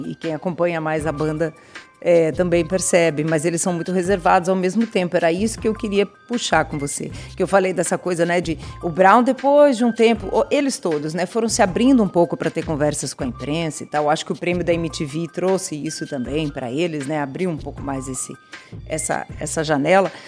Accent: São Paulo, Brazil; Eu sou paulistana, paulistana é da periferia. Não sou nem da ZN, nem da, da Zona Sul, sou da Zona Leste.

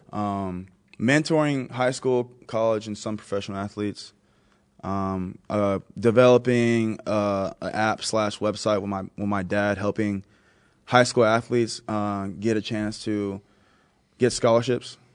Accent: Texas, United States; now in Buffalo, United States; I am from Texas, I live in Buffalo

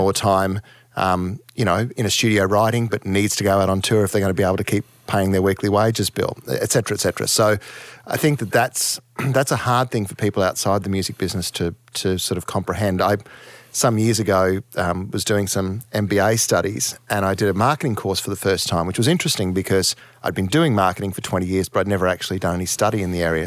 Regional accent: Townsville, Queensland, Australia; moved away; I was raised in Townsville in the, you know, in the seventies and, and early eighties

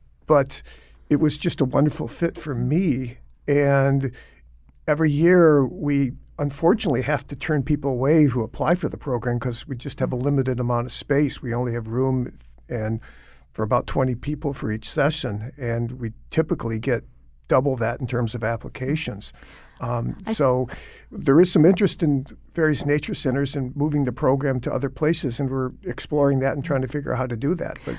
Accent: Michigan, United States; You know, I remember as a kid never seeing an osprey, and I grew up in Michigan where there's plenty of water.

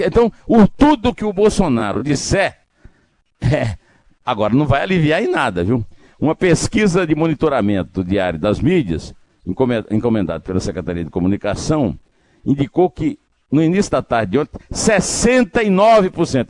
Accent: Northeast Region, Brazil; Eu que sou nordestino tenho que falar rodo também

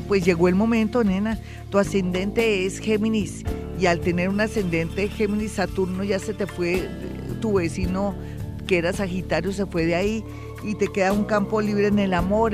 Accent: Colombia; cómo somos los colombianos de emprendedores

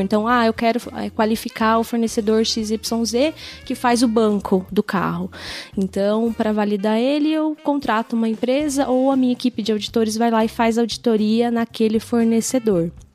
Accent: São Bernardo do Campo, São Paulo, Brazil; accent: puxa o R; Eu sou de São Bernardo do Campo, a gente puxa o R lá em São Bernardo

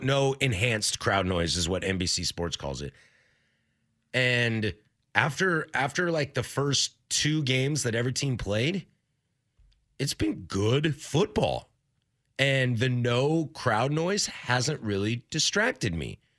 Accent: Washington, United States; also born or lived in Idaho; now in Portland, United States; I grew up in Washington. I'm a Northwest native

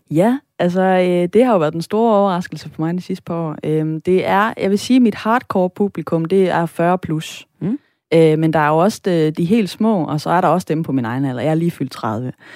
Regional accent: Sønderborg area, Southern Denmark, Denmark; det opland, jeg er vokset op i, som er oplandet til Sønderborg

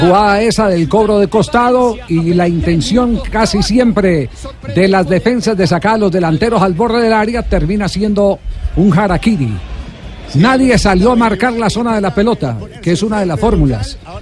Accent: Colombia

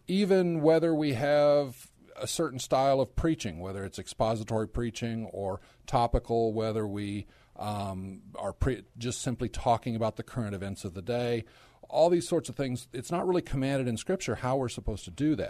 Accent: Dallas-Fort Worth area, Texas, United States; also born or lived in Korea; I'm actually a native Texan. I grew up in the Dallas-Fort Worth area

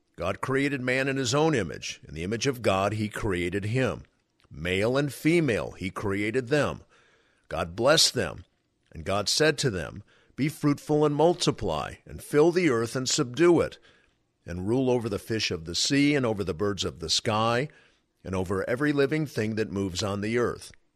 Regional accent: California, United States; I am from California

